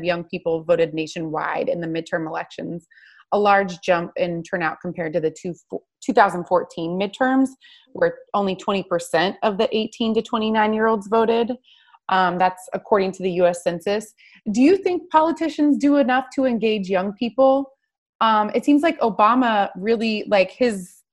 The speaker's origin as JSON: {"language": "English", "region": "Oregon", "country": "United States", "said": "I'm from Oregon"}